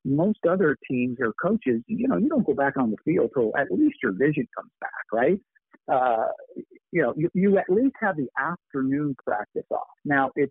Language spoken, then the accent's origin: English; Buffalo, New York, United States; born or raised there